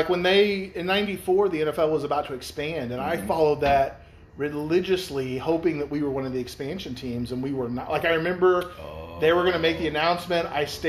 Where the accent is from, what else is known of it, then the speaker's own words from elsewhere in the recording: Missouri, United States; I hail from Missouri